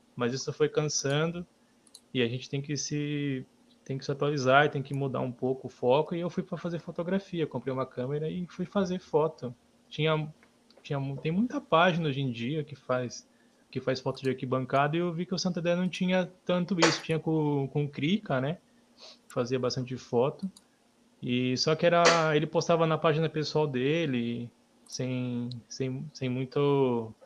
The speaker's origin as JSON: {"language": "Portuguese", "town": "Cananéia", "region": "São Paulo", "country": "Brazil", "tie": "born or raised there", "moved": "yes", "lives_now": "Santo André, Brazil", "said": "quando vim morar para Santo André, que eu não sou natural daqui, sou de Cananéia."}